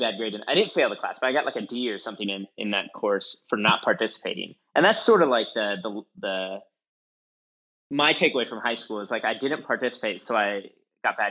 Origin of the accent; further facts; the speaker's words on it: Midwest, United States; I'm from the Midwest